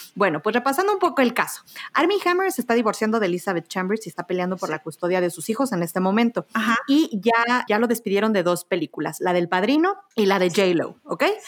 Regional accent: Mexico; Soy, soy mexicana

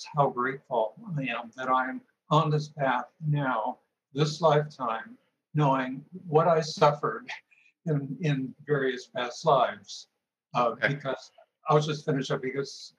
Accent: Marin County, California, United States; also born or lived in Park Forest, Illinois; we moved to Marin County when I was 10

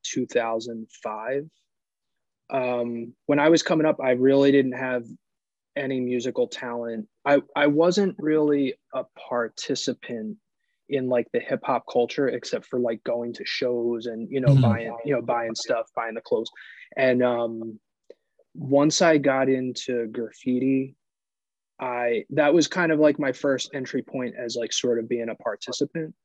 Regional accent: Philadelphia, Pennsylvania, United States; I grew up in West Philly.

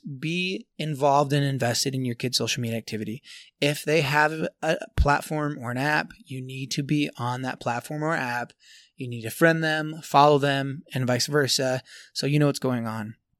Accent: Tooele, Utah, United States; here in Tooele, here in my hometown.

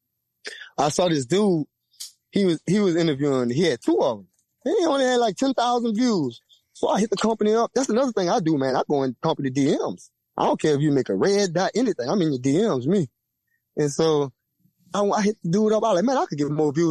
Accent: Louisiana, United States; I'm from Louisiana, man. We do straight talk. We that's how we talk, straight up.

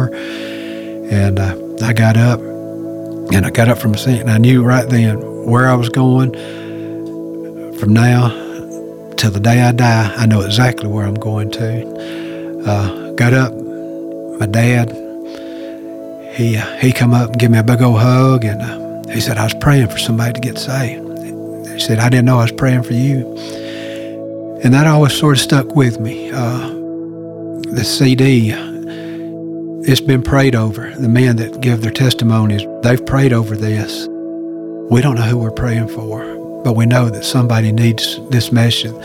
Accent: Gainesville, Georgia, United States; I'm 56 years old, born and raised in Gainesville, Georgia.

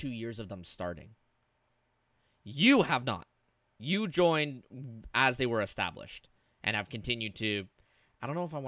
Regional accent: Canada; I'm Canadian

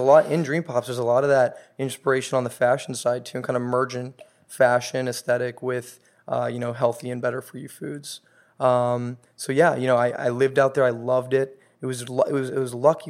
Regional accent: Los Angeles, California, United States; born and raised in Los Angeles

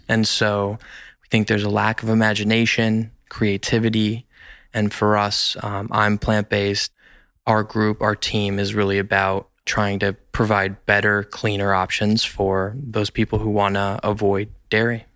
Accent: Los Angeles, California, United States; I am an L A native, grew up in Encino, California

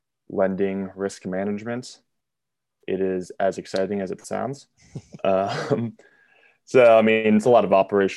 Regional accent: Pittsburgh, Pennsylvania, United States; I grew up in the South Hills of Pittsburgh, about 10 miles south of the city

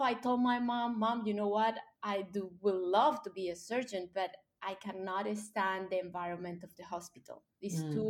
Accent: Colombia; English is a second language; moved away as an adult; I grew up in Colombia, and when I was 9 years old

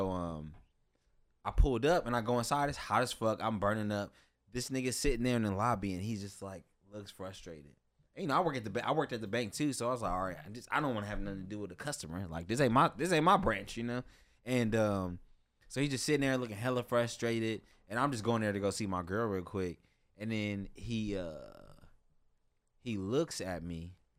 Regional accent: Los Angeles, California, United States; I'm from Pacoima.

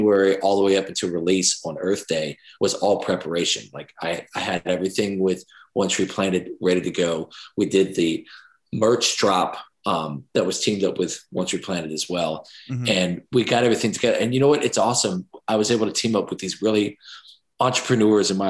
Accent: Jacksonville, United States; it all ties back to Jacksonville, my hometown

